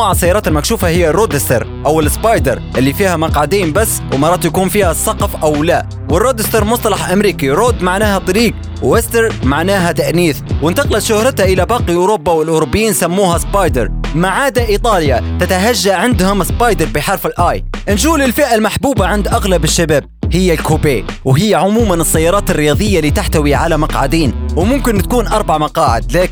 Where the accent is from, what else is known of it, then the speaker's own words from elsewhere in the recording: Libya; عندنا في ليبيا